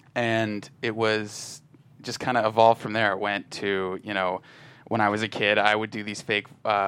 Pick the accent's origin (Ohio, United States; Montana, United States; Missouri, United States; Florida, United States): Ohio, United States; Canton; moved away as an adult; now in Los Angeles, United States; growing up in Ohio, there's not a ton to do as a kid.